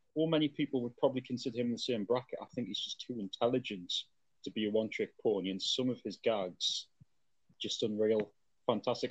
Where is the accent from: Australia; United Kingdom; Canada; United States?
United Kingdom; as a Brit